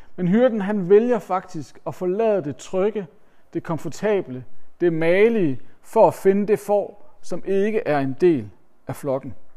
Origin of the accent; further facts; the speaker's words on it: Denmark; vi som danskere